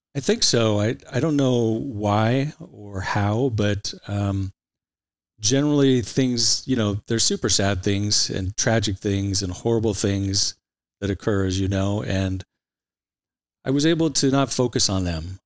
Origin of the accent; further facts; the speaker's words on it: Santa Ana, California, United States; also born or lived in Irvine, California / Huntington Beach, California; I'm an Orange County guy for all my life. Uh, I grew up in Santa Ana till, uh, I was about a dozen years of age